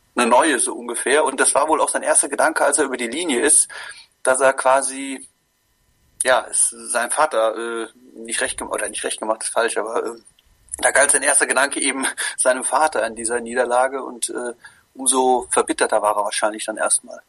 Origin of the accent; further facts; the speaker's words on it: Koblenz, Rhineland-Palatinate, Germany; moved away; ich komme ja ursprünglich aus Koblenz